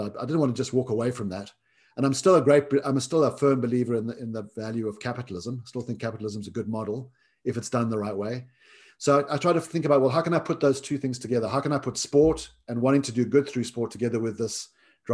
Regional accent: South Africa; growing up in South Africa

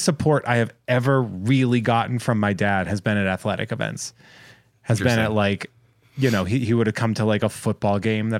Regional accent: Massachusetts, United States; I'm from Massachusetts.

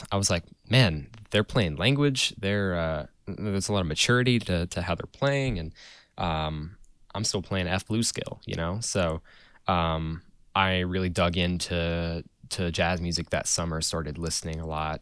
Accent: Asheville, North Carolina, United States; I was born in Asheville, and I am sitting in Asheville right now

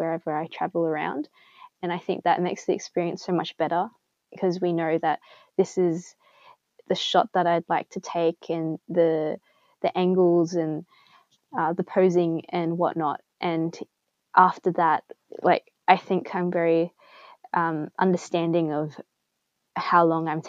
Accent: Sydney, New South Wales, Australia; I was from Sydney

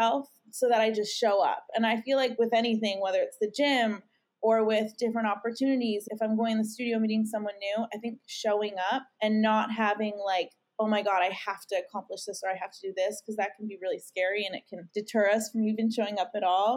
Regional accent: Canada; moved away; I'm from Canada, and so I haven't been able to go home and see my family and visit my parents.

